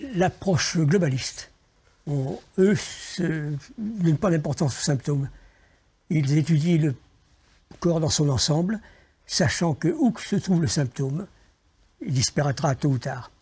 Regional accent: Lyon, Auvergne-Rhône-Alpes, France; je suis né à Lyon, je connaissais que Lyon

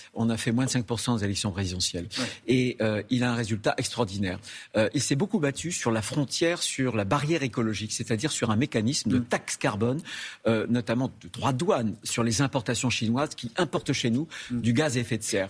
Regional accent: France; chez nous en France

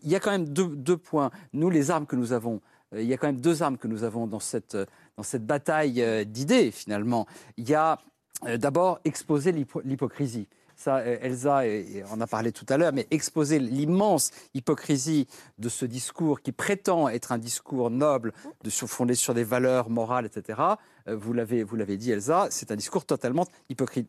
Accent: France; en tant que Français

